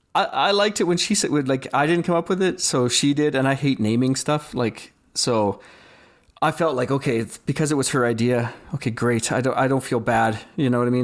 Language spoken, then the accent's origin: English; Saskatchewan, Canada; now in Calgary, Canada; I grew up in Saskatchewan